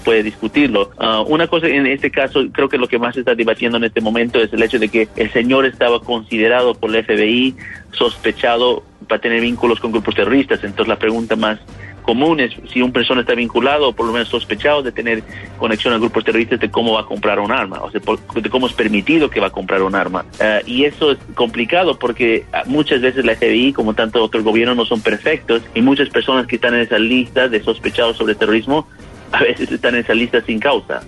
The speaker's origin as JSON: {"language": "Spanish", "country": "United States", "said": "en mi país"}